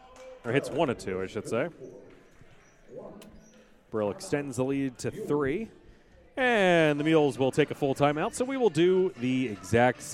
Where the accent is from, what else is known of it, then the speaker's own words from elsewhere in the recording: Robesonia, Pennsylvania, United States; I was raised in Robesonia